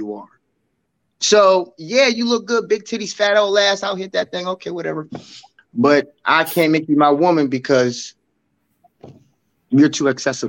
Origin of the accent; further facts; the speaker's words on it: Aliquippa, Pennsylvania, United States; also born or lived in Hopewell; growing up in Quip, there's a mentality that I had